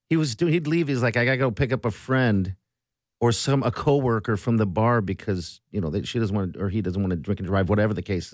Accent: Germany; moved away; we lived, I grew up in Germany, high school

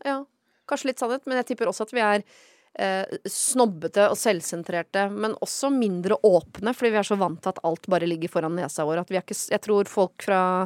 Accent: Oslo, Norway; Jeg er jo født i Oslo sentrum. Ja. ja jeg ble født i Trollhald Meyers gate og har bodd eh, meget sentrumsnært eh, store deler av mitt liv

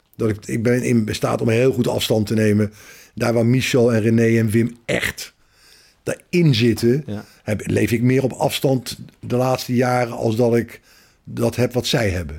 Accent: The Hague, South Holland, Netherlands; vrienden van waar ik opgegroeid ben. Eh, uit het Haagse

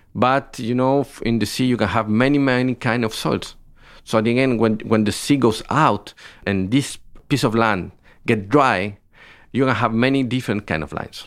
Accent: Biobío, Chile; I am from the south of Chile. I was born in Biobío.

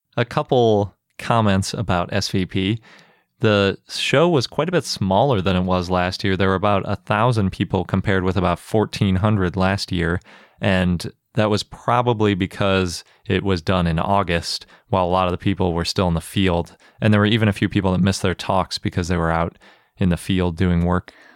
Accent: Milwaukee, Wisconsin, United States; born or raised there

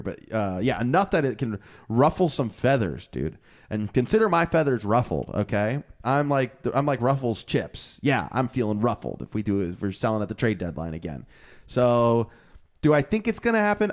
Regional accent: Florida, United States; moved away; my home state

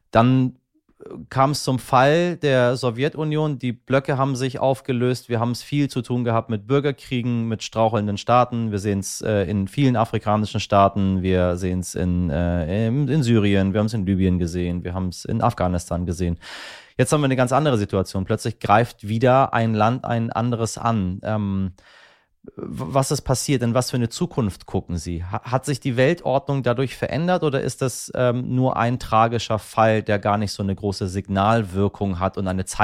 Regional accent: Hamburg, Germany; Wir sind ja beide aus Hamburg.

